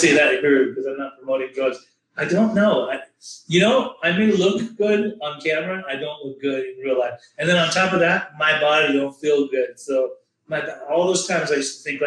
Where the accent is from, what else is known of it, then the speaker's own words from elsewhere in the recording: Orange County, Southern California, United States; growing up in Orange County in Southern California, Los Angeles